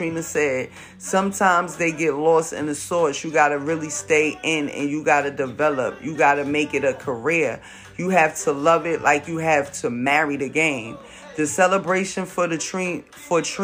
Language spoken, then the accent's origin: English; East Coast, United States; I'm not from where she's from. I'm from the East Coast